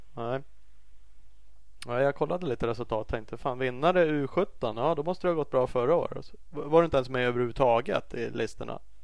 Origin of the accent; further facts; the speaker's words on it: Uppsala, Uppsala County, Sweden; jag är från Uppsala